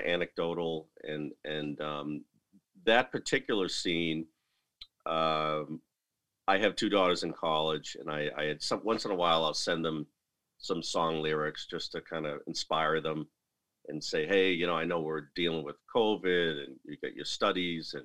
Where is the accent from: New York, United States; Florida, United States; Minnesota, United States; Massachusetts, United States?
Massachusetts, United States; Lowell; my hometown of Lowell, Massachusetts